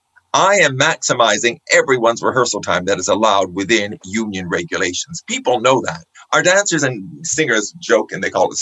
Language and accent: English; Canada; being Canadian